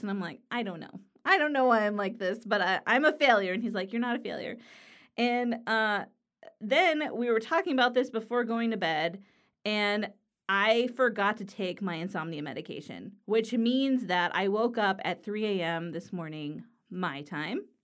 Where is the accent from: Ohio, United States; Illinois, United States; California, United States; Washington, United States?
California, United States; Los Angeles; now in Pennsylvania, United States; I live in Pennsylvania in the U S, but I'm from Los Angeles, California